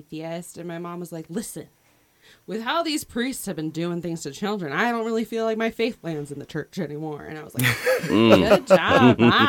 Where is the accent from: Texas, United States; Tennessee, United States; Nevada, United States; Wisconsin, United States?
Texas, United States; also born or lived in Philadelphia, Pennsylvania; I was born in Philly, raised in Texas